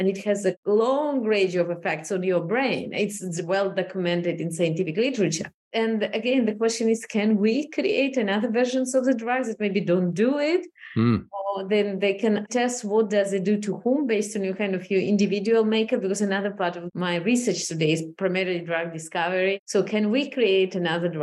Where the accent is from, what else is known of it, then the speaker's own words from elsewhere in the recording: Moldova; moved away as an adult; also born or lived in Israel; now in United States; I was 20 actually when I moved to Israel, moving through different cultures and kind of observing personally, you know, how the Soviet Union fell apart and Moldova became independent and we moved to Israel